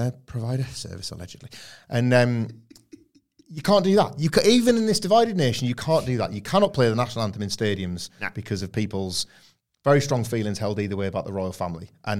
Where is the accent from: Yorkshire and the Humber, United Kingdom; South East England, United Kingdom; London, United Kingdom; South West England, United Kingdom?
Yorkshire and the Humber, United Kingdom; Yorkshire is such a big county. I grew up in North Yorkshire, completely different to West Yorkshire, and so on and on and on.